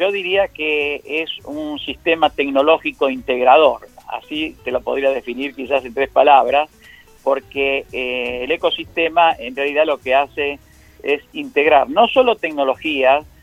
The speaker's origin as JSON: {"language": "Spanish", "town": "Adrogué", "region": "Buenos Aires Province", "country": "Argentina", "said": "Yo soy de la localidad de Adrogué, de la provincia de Buenos Aires"}